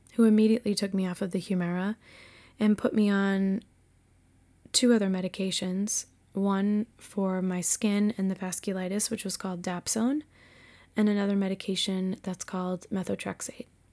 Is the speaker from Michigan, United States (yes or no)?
no; Massachusetts, United States; also born or lived in Winchester, Virginia; I was born and raised in Massachusetts, and I was an only child.